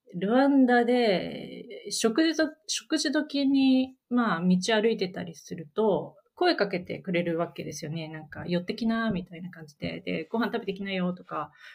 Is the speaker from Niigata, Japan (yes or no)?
yes; Niigata, Japan; 私自身、新潟の出身